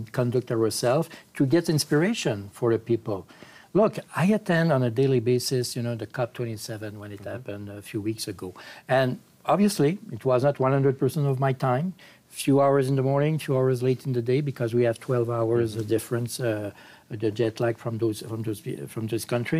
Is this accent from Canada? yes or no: yes; Quebec, Canada; my own province in Quebec